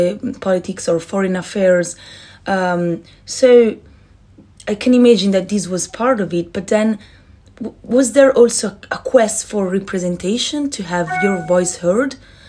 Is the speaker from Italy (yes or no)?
yes; Italy; Italy, which is the country where I was born